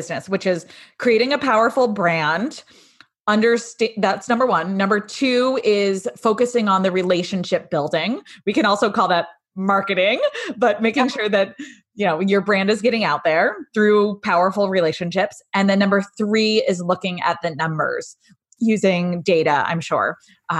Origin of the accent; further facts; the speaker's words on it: New England, United States; moved away; I grew up in New England and land of Dunkin' Donuts